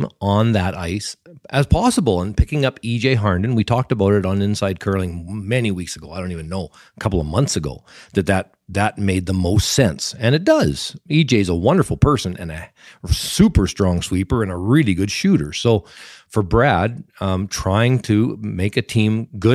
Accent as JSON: {"language": "English", "country": "Canada", "said": "as a Canadian"}